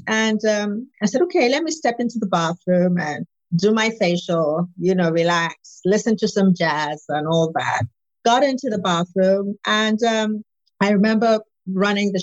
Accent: Nigeria; I'm Nigerian, West African

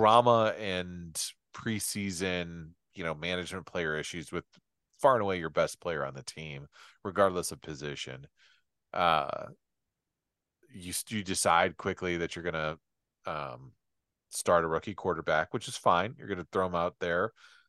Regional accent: Indiana, United States; Indianapolis, my home state.

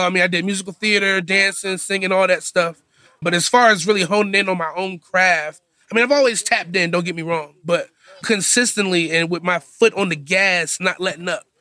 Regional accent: Virginia Beach, Virginia, United States; also born or lived in Norfolk, Virginia; I'm originally from Virginia Beach, Virginia

